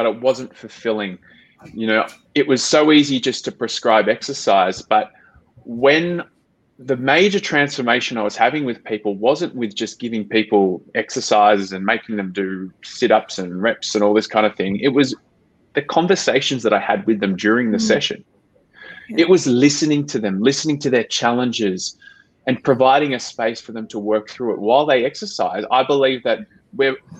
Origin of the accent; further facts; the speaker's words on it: Melbourne, Victoria, Australia; moved away as an adult; I'm half Australian, half Filipino. I grew up in Melbourne